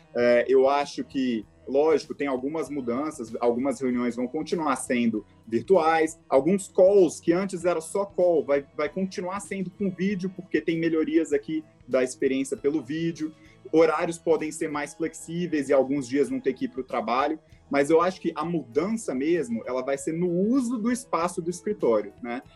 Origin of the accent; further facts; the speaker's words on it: Brasília, Federal District, Brazil; also born or lived in Philadelphia, United States / New York, United States; Eu sou daqui de Brasília, tá? um brasiliense orgulhoso. É, eu cresci aqui